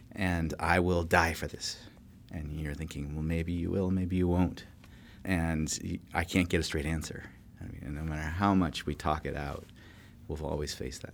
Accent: California, United States; moved away; I grew up in California

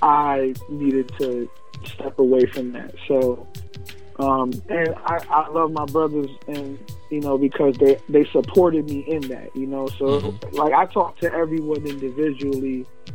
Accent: New York, United States; now in Pennsylvania, United States; I came from New York, you know what I'm saying, born and raised

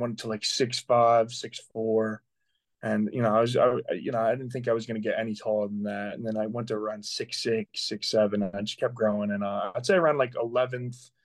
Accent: Manorville, New York, United States; now in Pittsburgh, United States; I grew up on Long Island, New York, in a small town called Manorville

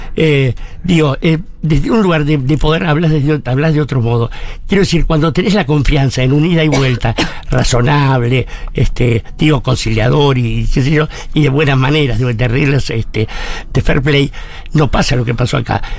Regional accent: Buenos Aires, Argentina; yo soy de Barracas

